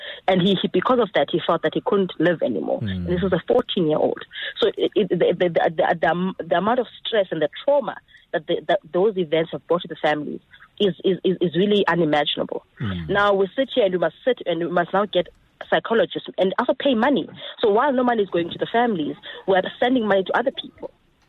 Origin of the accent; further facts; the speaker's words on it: South Africa; Look, Eusebius, the 6th of August 2012 is a moment of national shame for all South Africans.